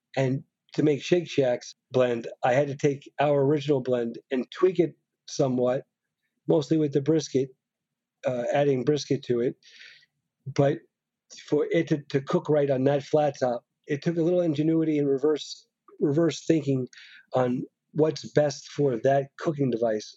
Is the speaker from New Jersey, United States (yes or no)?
no; New York, United States; being a New Yorker